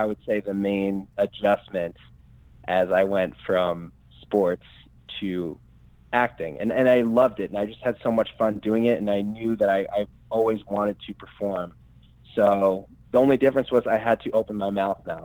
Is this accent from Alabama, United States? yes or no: no; Albany, New York, United States; I'm from upstate New York, like Albany area.